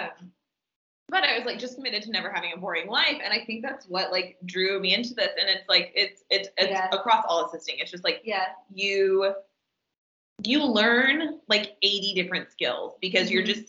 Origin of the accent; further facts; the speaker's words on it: Texas, United States; now in New York City, United States; I'm from Texas